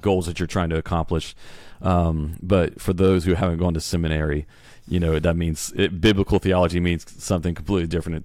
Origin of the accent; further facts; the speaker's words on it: Beaumont, Texas, United States; I was born in Beaumont